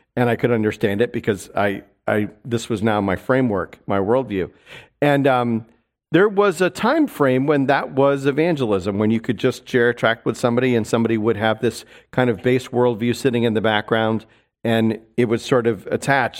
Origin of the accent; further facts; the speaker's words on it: New York City, New York, United States; moved away; I'm a New Yorker